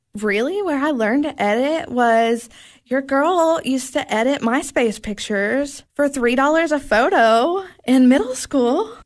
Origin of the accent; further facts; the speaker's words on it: Knoxville, Tennessee, United States; moved away as an adult; now in Cookeville, United States; I grew up in Knoxville and I moved here to go to Tech